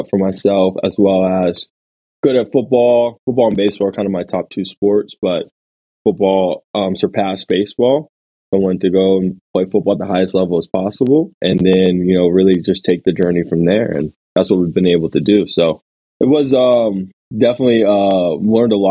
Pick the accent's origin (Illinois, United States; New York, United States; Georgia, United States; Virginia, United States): Georgia, United States; Alpharetta; So I grew up in Alpharetta, Georgia, just outside the city.